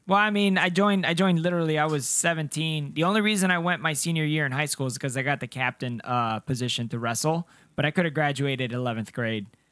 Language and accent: English; Cartagena, Bolívar, Colombia; now in United States; Colombia. Yeah, I was born in Cartagena, ah. Colombia